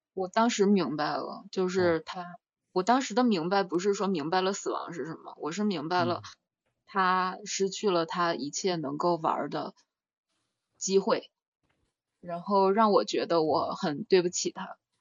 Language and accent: Chinese; China; also born or lived in Russia / France; 那是我在那儿出生的 ，然后后面就是四岁，四岁之后就一直在中国上学了